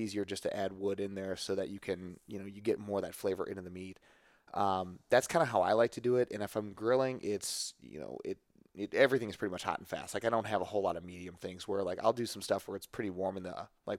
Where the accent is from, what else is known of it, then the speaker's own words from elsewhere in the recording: St. Louis, Missouri, United States; I think it's just cause I'm from St. Louis.